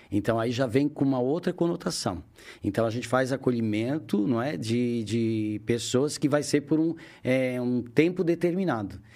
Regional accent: Criciúma, Santa Catarina, Brazil; moved away as an adult; also born or lived in Joinville; eu sou de Criciúma. Criciúma. Mais ao sul ainda de Santa Catarina.

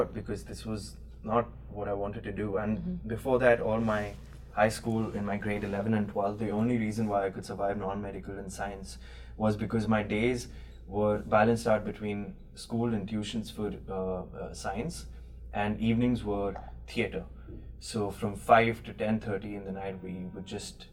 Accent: Chandigarh, India; moved away as an adult; also born or lived in South India; From the city called Chandigarh, which is 4 hours away from the capital, Delhi.

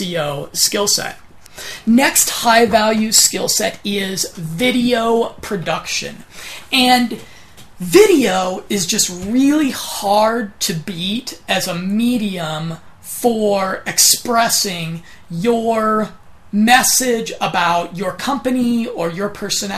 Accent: United States; accent: monotone American; my monotone American accent

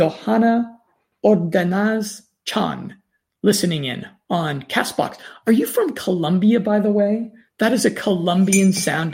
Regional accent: United States; accent: standard American; my standard American accent

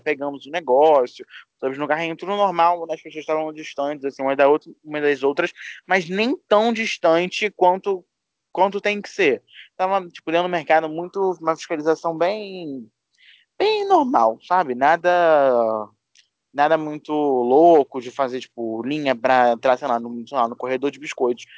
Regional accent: Rio de Janeiro, Brazil; somos do Rio é, da parte pobre, tá, amor? A gente não é da Zona Sul, nem da Barra

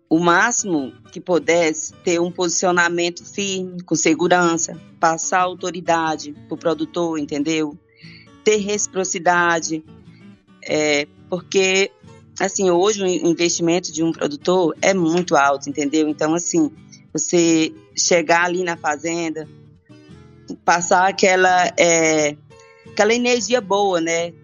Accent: southern Maranhão, Brazil; now in Rio Verde, Brazil; Eu nasci, sou do Maranhão, do sul do Maranhão

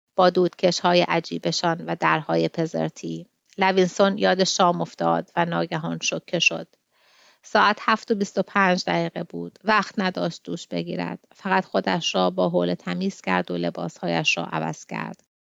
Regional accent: Tehran, Tehran Province, Iran; moved away as an adult; now in Sydney, Australia; من توی غرب تهران بزرگ شدم

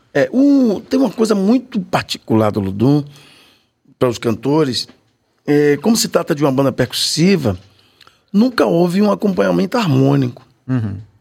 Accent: Salvador, Bahia, Brazil; eu morava no Saboeiro. Nasci na Vila Matos, né? Ali na, na Garibaldi, naquela região ali

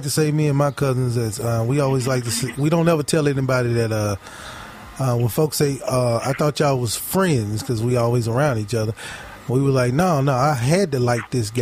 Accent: Mississippi, United States; I grew up in Mississippi

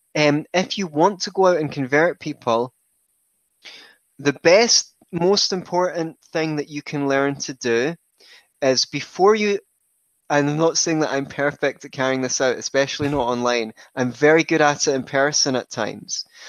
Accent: Scotland, United Kingdom; I grew up in Scotland, where I still reside

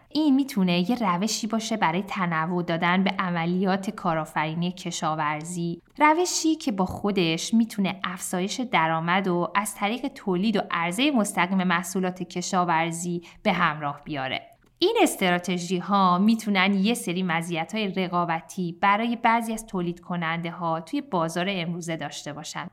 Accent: Shiraz, Fars, Iran; خود من که شیرازیم

